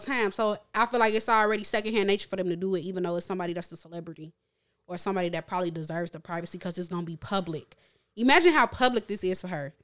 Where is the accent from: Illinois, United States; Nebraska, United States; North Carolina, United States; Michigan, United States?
Illinois, United States; Chicago; I grew up born and raised in Chicago, lived in Chicago